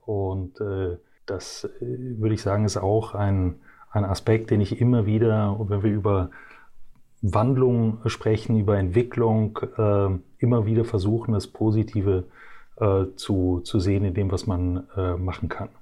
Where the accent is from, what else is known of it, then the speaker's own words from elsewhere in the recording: Brussels, Brussels-Capital Region, Belgium; moved away as an adult; ich bin äh, geboren und äh, aufgewachsen in Brüssel in äh, Belgien